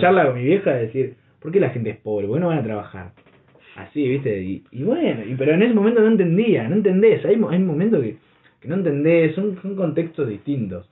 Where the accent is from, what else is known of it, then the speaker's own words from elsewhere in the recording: Berisso, Buenos Aires Province, Argentina; nosotros somos de acá, viste, somos de Berizo. Todos nos conocemos